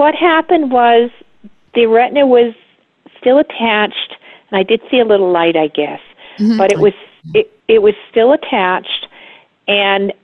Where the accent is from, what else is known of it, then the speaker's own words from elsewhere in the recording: Westerly, Rhode Island, United States; I was raised in Westerly, Rhode Island, which is right on the coast of Connecticut and Rhode Island.